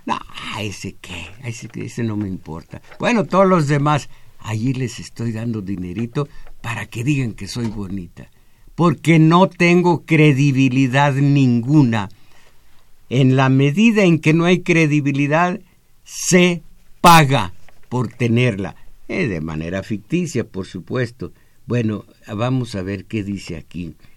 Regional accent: Mexico; vivir en este país donde nací

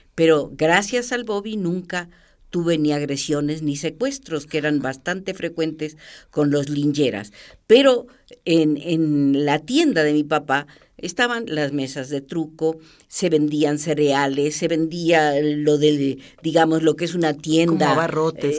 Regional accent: Argentina; born or raised there; now in Mexico

